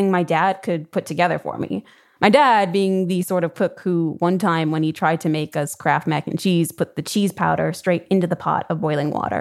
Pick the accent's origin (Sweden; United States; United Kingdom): United States; Chicago, Illinois; I'm from the Midwest.